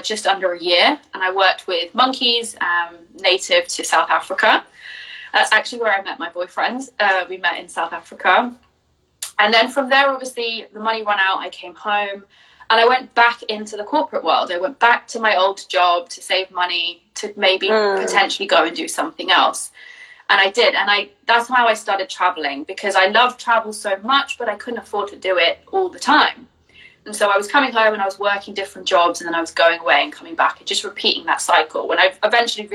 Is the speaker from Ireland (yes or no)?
no; Jersey; moved away as an adult; now in North Wales, United Kingdom; Originally, I'm from Jersey, which is not in the States, is a tiny little island off the coast of France